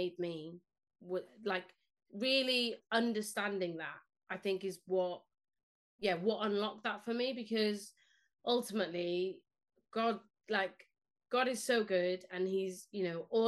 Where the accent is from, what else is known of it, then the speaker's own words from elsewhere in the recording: Cardiff, Wales, United Kingdom; first language Spanish; English is a second language; moved away as an adult; also born or lived in Spain / Leicester; now in Oldham, United Kingdom; I grew up in Cardiff